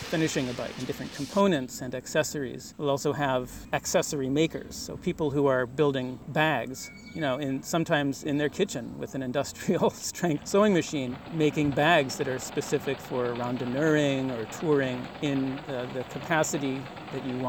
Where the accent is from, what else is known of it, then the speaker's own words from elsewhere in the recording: Providence, Rhode Island, United States; I'm from Providence, Rhode Island